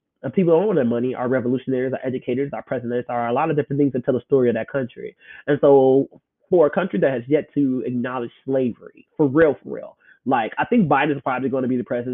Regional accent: Chicago, Illinois, United States; moved away as an adult; also born or lived in Memphis, Tennessee; born and raised in Chicago

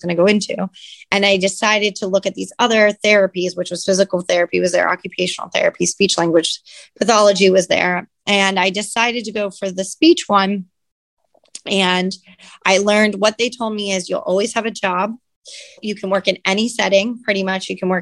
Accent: Catawissa, Pennsylvania, United States; moved away as an adult; also born or lived in Virginia / Hawaii; now in New Philadelphia, United States; I grew up in Catawissa, Pennsylvania, a little town, a little bit below Scranton

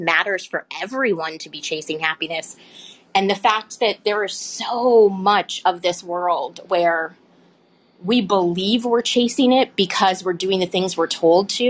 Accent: Canada; I'm Canadian

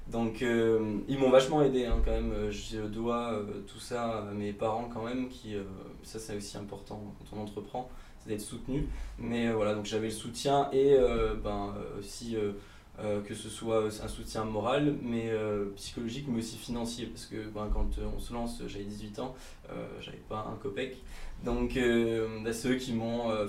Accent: Bourgogne-Franche-Comté, France; born there; j'ai 25 ans. je suis

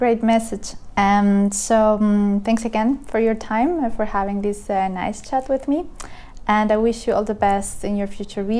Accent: Colombia; I come from a developing country, Colombia.

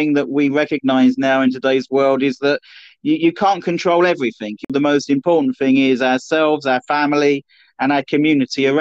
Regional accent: Norfolk, East of England, United Kingdom; also born or lived in just outside London; at the age of 9-10, I moved to Norfolk

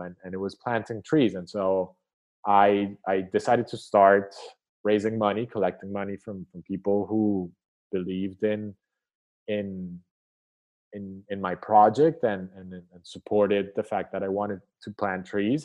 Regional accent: Colombia; growing up in Colombia, I suffered the war

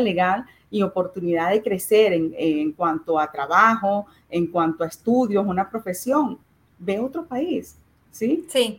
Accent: Venezuela; moved away; nosotros desde Venezuela

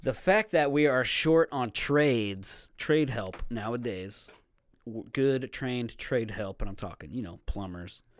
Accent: Platte City, Missouri, United States; also born or lived in Texas; Platte City, Missouri. I was born in Texas

